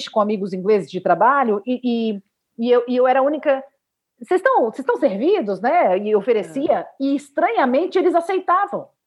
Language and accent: Portuguese; Brazil; Ainda bem que eu sou brasileira